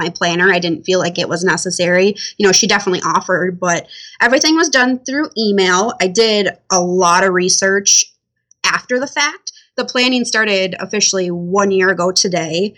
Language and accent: English; Minnesota, United States; We're from Minnesota